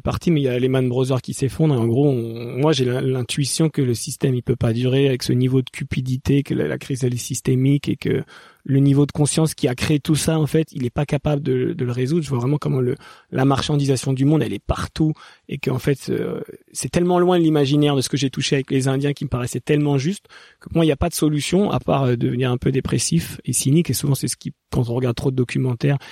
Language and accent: French; Paris suburbs, Île-de-France, France; j'ai grandi un peu plus en banlieue parisienne